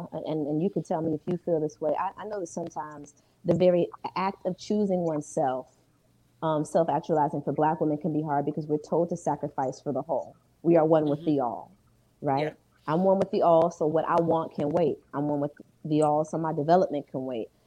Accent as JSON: {"language": "English", "country": "Ghana", "said": "I'm Ghanaian, but you know that's real shit."}